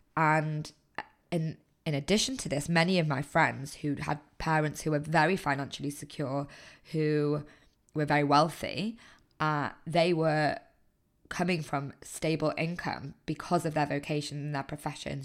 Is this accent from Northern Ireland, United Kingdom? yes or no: no; Manchester, North West England, United Kingdom; moved away as an adult; I'm originally from Manchester